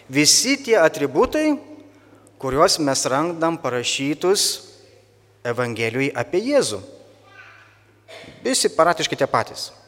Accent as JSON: {"language": "Lithuanian", "country": "Lithuania", "said": "mes lietuviai turim kiek karalių?"}